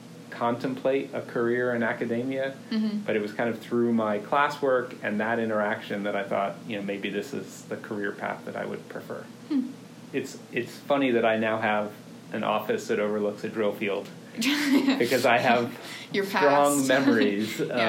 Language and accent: English; East Coast, United States; also born or lived in Ohio; I grew up on the East Coast, all the way from Massachusetts to Virginia.